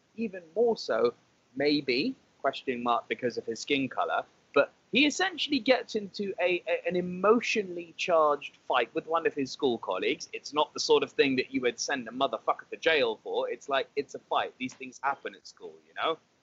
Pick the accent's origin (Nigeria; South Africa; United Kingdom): United Kingdom; I'm British